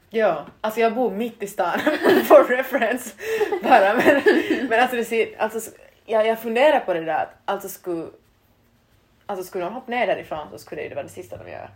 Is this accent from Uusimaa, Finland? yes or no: no; Vaasa, Ostrobothnia, Finland; moved away as an adult; now in Turku, Finland; i vårt gymnasium hemma i Vasa